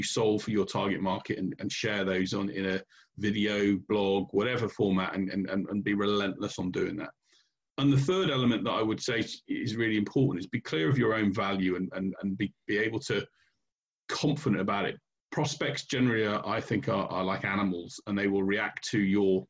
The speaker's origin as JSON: {"language": "English", "country": "United Kingdom", "said": "we're British here"}